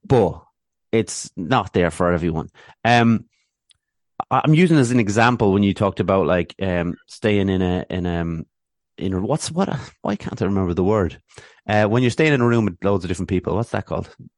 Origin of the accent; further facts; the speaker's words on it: Athlone, Leinster, Ireland; moved away; also born or lived in Swords, North Dublin; I grew up in Athlone